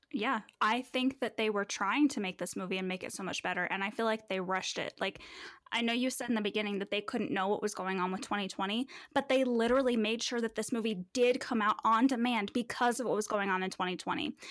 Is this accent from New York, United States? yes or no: no; Manitou Springs, Colorado, United States; specifically Manitou Springs, where I think there was one black classmate in my whole school, and I wasn't even with him all twelve years of school